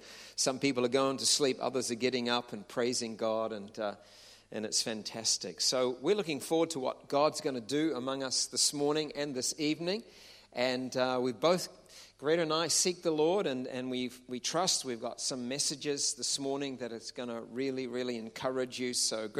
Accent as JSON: {"language": "English", "country": "New Zealand", "said": "We're from New Zealand, if you don't know. And in New Zealand, we have 4.5 million people and 45 million sheep."}